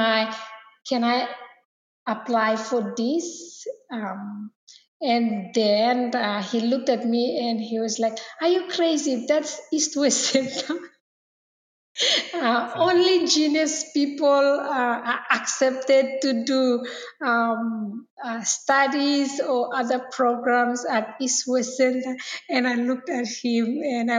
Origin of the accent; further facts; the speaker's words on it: Malaita, Solomon Islands; I'm from Malaita. I'm originally from Malaita and from Solomon Islands.